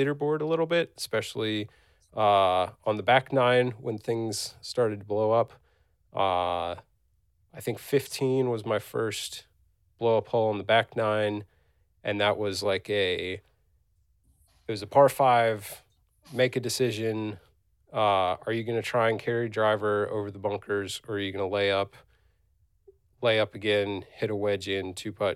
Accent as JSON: {"language": "English", "region": "Virginia", "country": "United States", "said": "I'm from Virginia"}